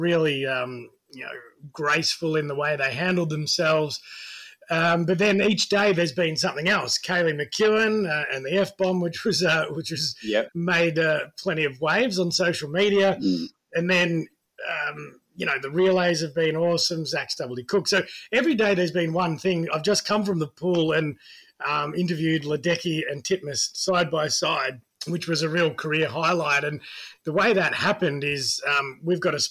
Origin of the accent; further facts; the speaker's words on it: Geelong, Victoria, Australia; also born or lived in United Kingdom / Tasmania; now in Melbourne, Australia; I grew up in Geelong